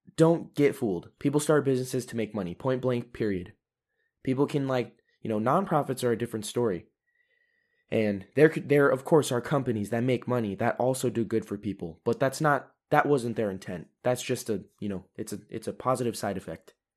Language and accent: English; United States; moved away as an adult; now in Europe; as an American